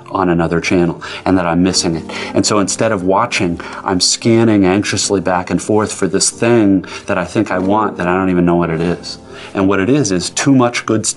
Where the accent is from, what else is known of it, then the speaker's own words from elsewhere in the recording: United States; I am, as an American